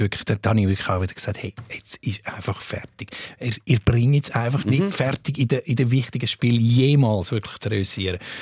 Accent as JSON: {"language": "German", "country": "Switzerland", "said": "als Schweizer"}